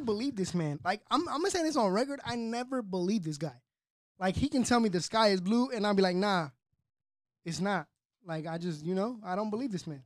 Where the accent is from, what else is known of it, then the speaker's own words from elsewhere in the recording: Fontana, California, United States; also born or lived in Cali, Colombia; I grew up in Southridge